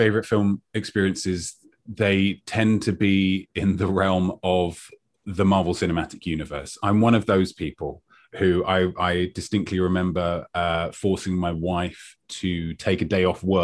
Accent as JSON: {"language": "English", "region": "England", "country": "United Kingdom", "said": "as an Englishman"}